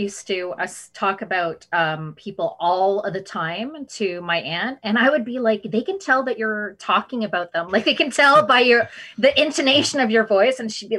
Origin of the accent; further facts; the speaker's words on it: Philippines; It's like, because I'm Filipino.